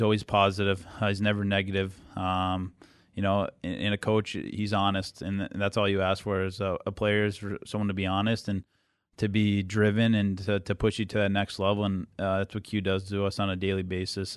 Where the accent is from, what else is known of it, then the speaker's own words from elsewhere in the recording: Boston, Massachusetts, United States; moved away; growing up in the Boston area and being a Bruins fan growing up